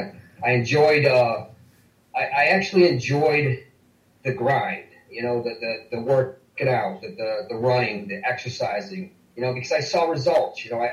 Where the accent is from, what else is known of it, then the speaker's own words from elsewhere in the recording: Olean, New York, United States; pretty close to Olean, to my hometown in New York.